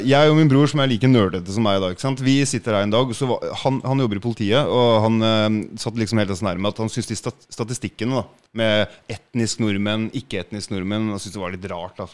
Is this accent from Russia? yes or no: no; Jukkasjärvi, Norrbotten County, Sweden; vi kommer fra Jukkasjärvi, der eh, mye av familien Jukkasjärvi Det er eh, sånn ti, ti kilometer unna